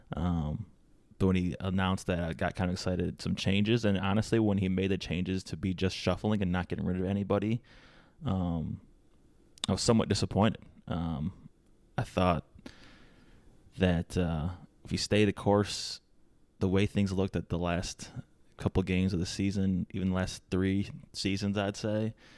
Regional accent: Detroit, Michigan, United States; I'm from the Metro Detroit area

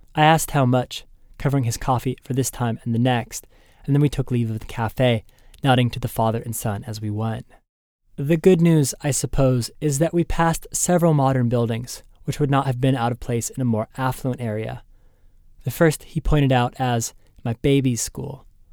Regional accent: United States; I was from the United States.

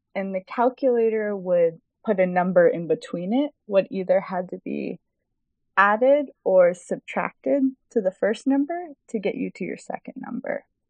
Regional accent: Houston, Texas, United States; moved away as an adult; now in Chicago, United States; I live in Chicago, Illinois, but I grew up in Houston, Texas, and I moved to Chicago to attend the School of the Art Institute of Chicago in 2012 for my undergraduate

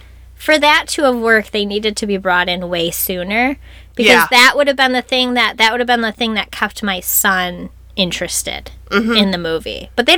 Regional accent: Buffalo, New York, United States; I grew up in Buffalo.

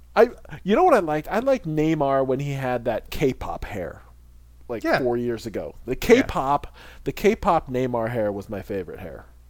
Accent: United States; as an American

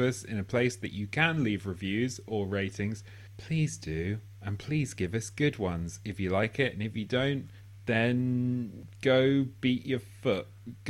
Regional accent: United Kingdom; the fact that we're British

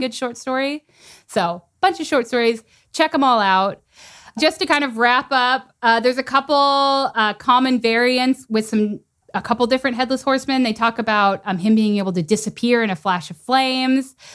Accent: South Texas, United States; I'm from South Texas

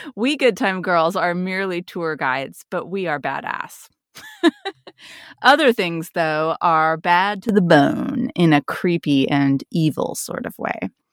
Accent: Bellingham, Washington, United States; Bellingham is my hometown. I grew up here

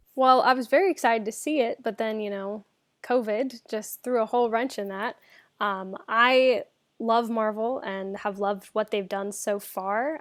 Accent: United States; accent: American; American accents

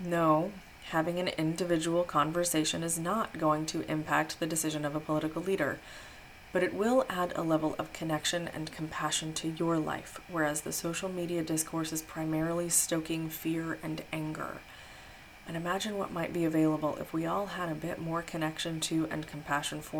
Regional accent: Midwest, United States; I grew up in the Midwest and was raised Christian

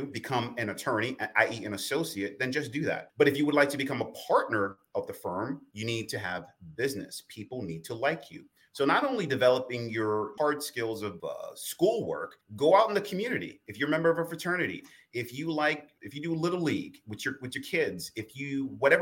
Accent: New York City, New York, United States; when I was a kid growing up in the South Bronx, New York

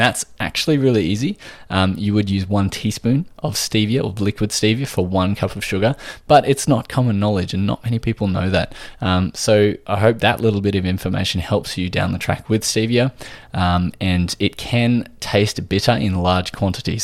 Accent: Australia

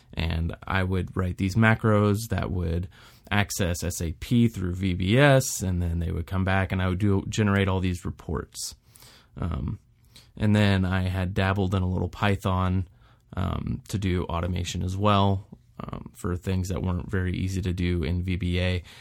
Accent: Houston, Texas, United States; moved away as an adult; also born or lived in Wyoming / Florida; I was born and raised in Houston, Texas

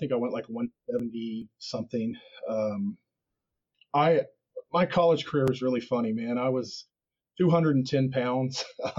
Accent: Wichita, Kansas, United States; Wichita, Kansas.

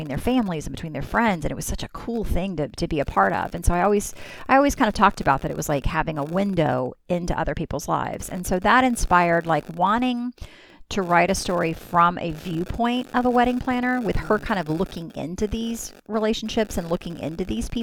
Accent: Mississippi, United States; now in Orlando, United States; I'm from Mississippi, and I also have family in Pensacola, Florida. And so since we moved to Orlando

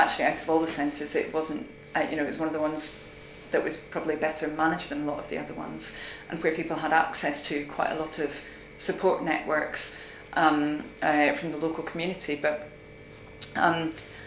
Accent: Aberdeen, Scotland, United Kingdom; moved away as an adult; now in Oxford, United Kingdom; I did my first degree at Oxford University, and I came from Aberdeen

